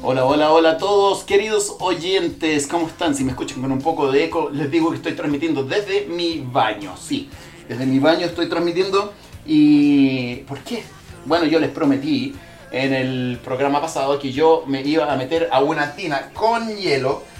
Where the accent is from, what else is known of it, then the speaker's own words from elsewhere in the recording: Chile; also born or lived in Central America; nací en Centroamérica y crecí en, aquí en Chile